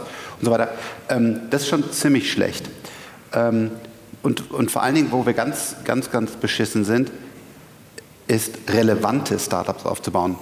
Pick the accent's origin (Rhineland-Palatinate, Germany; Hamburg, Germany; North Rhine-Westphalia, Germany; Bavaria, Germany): North Rhine-Westphalia, Germany; Bonn; ich komme aus Bonn